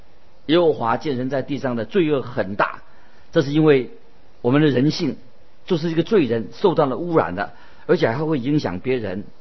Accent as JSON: {"language": "Chinese", "country": "China", "said": "我们就是我们中国人所说的“知人知面不知心”啊"}